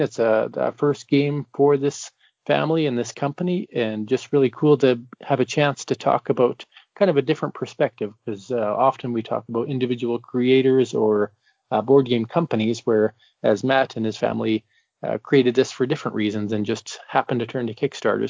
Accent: Canada; I'm from Canada

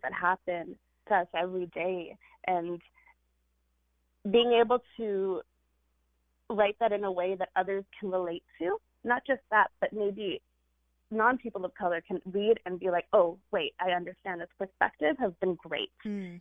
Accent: California, United States; this Indian girl who grew up in California

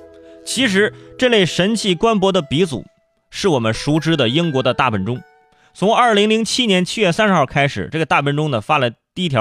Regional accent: Hebei, China; 作为作为河北人，

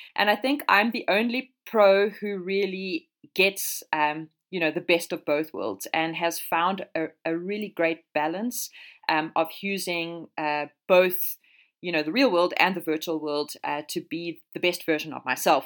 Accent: South Africa; moved away as an adult; now in Europe; I am South African

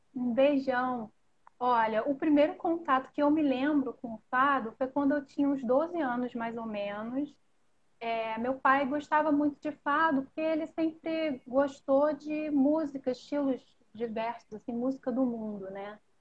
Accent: Rio de Janeiro, Brazil; accent: carioca; como carioca, no meu linguajar carioca

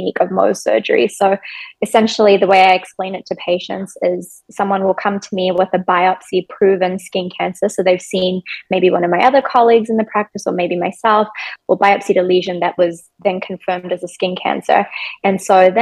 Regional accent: New Zealand; moved away as an adult; now in Chicago, United States; I'm actually originally from New Zealand.

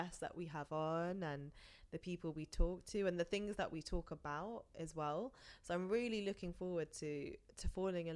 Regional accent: London, United Kingdom; we've been able to be brought up here in London, in the UK, completely like born on this soil

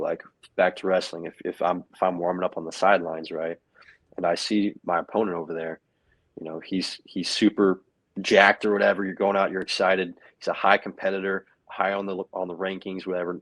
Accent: Knoxville, Tennessee, United States; moved away; I grew up in Knoxville, Tennessee. That's my home.

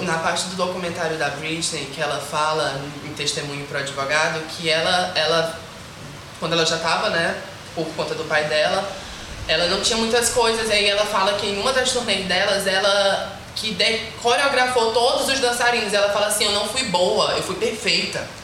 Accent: Bacuri, Maranhão, Brazil; eu vim do Bacuri, que querendo ou não é um bairro emergente

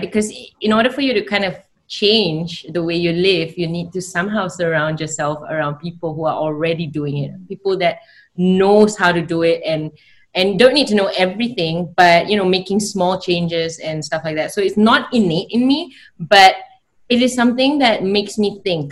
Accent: Australia; moved away; I grew up in Australia for like 10 years

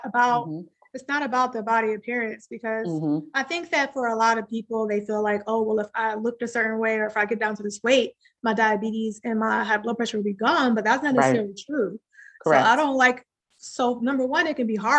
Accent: Midwest, United States; growing up in the Midwest

